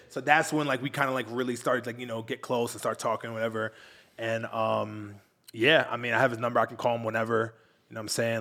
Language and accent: English; Long Island, New York, United States; moved away as an adult; now in Miami, United States; I'm from New York originally.